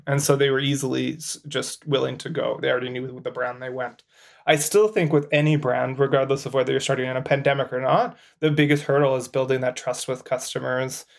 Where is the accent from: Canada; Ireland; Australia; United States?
Canada; As a Canadian